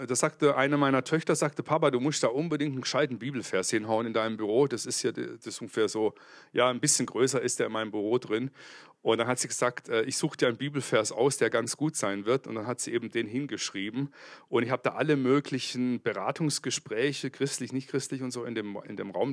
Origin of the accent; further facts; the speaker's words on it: Kempten, Bavaria, Germany; Ich komme aus Kempten im Allgäu. Das liegt zwischen Bodensee und München.